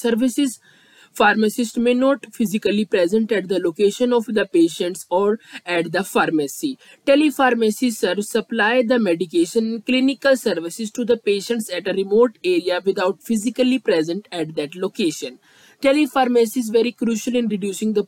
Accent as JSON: {"language": "English", "country": "India", "said": "I am from India"}